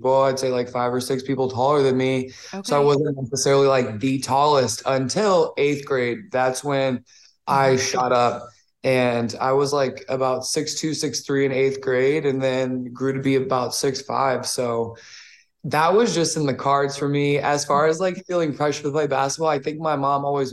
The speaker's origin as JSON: {"language": "English", "town": "New Orleans", "region": "Louisiana", "country": "United States", "tie": "born or raised there", "said": "Growing up in New Orleans"}